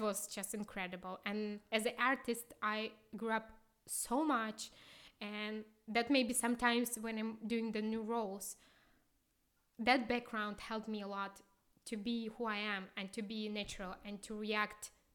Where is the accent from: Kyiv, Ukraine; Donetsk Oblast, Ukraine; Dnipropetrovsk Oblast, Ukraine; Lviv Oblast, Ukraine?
Kyiv, Ukraine; English is a second language; moved away as an adult; also born or lived in Moscow / Houston; now in Karlsruhe, Germany; we came from Kyiv.